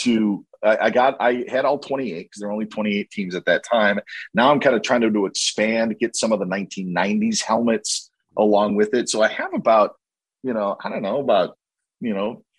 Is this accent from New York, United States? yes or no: no; Merrill, Wisconsin, United States; went to high school near my hometown of Merrill